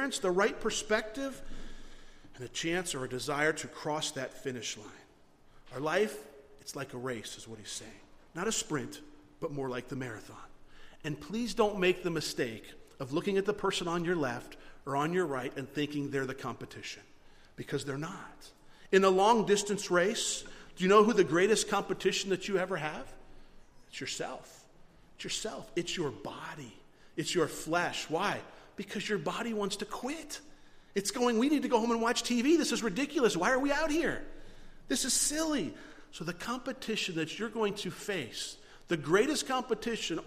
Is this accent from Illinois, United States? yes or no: no; Florida, United States; moved away; We're from Florida